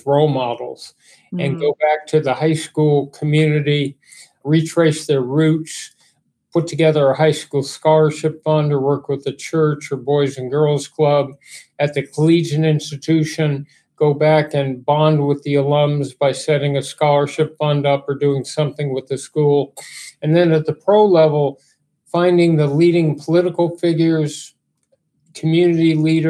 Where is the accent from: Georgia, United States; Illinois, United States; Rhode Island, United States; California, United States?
California, United States; Los Angeles; I grew up in Los Angeles